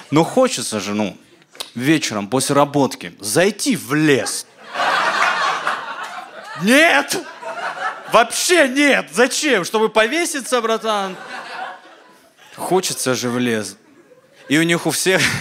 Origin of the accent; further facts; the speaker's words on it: Caucasus, Russia; Ну, вы сами понимаете, ну, я с Кавказа, да, ну, типа, у нас такие традиции, там, уважать старших, рождаться с их лицами